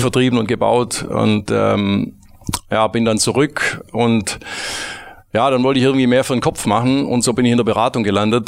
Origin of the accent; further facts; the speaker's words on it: Metzingen, Baden-Württemberg, Germany; also born or lived in Stuttgart / United States; ich komm aus Metzingen, einer Kleinstadt, äh, südlich von Stuttgart mit zwanzigtausend Einwohnern